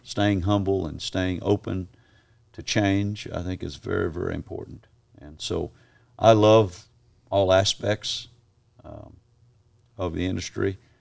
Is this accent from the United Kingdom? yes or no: no; Australia; moved away; also born or lived in Kissimmee, Florida, United States; I was raised in Australia